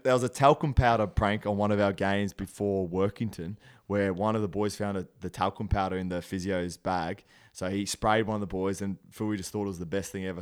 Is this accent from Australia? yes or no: yes; Brisbane, Queensland, Australia; moved away as an adult; now in Toronto, Canada; I'm from Brisbane